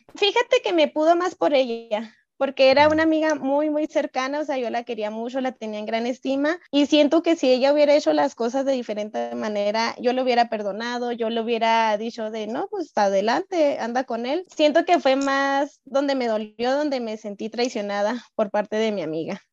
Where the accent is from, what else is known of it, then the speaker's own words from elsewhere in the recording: Chihuahua, Mexico; soy de Chihuahua y a él lo conocí aquí en Chihuahua